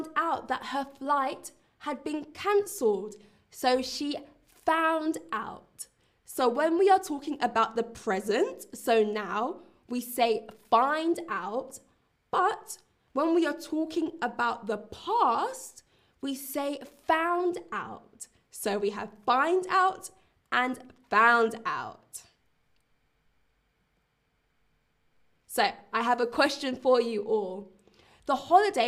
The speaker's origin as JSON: {"language": "English", "region": "London", "country": "United Kingdom", "said": "I'm also from London, but I'm currently in Berlin."}